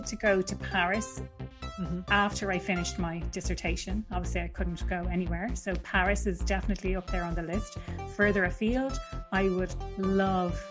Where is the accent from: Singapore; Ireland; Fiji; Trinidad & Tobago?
Ireland; Dublin, Leinster; I'm from Dublin